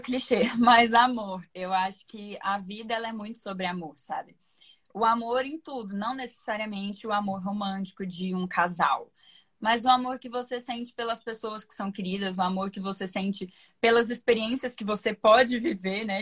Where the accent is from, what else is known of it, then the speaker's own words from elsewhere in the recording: Uberlândia, Minas Gerais, Brazil; now in São Paulo, Brazil; eu moro em São Paulo, embora eu seja de Minas